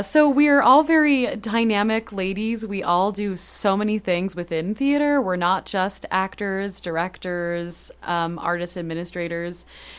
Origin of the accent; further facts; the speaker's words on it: California, United States; moved away as an adult; also born or lived in Utah; now in Flagstaff, United States; I am from California, went to school in Utah, but now I call Flagstaff home.